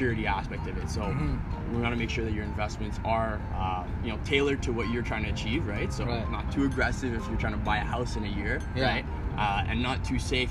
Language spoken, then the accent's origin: English; Montreal, Quebec, Canada; also born or lived in Ottawa; I'm born and raised in Montreal, so moved back here to this fair city